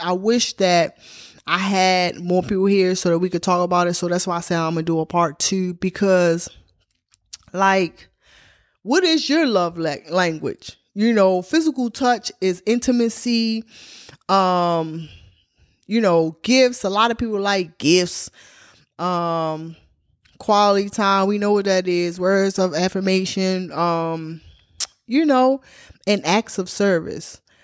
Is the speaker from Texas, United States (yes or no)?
no; Baltimore, Maryland, United States; now in Georgia, United States; I come from Baltimore, Maryland